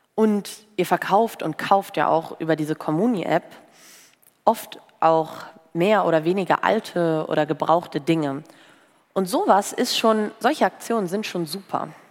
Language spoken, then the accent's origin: German; Bocholt, North Rhine-Westphalia, Germany; Bei uns in Bocholt, in der Stadt, wo ich herkomme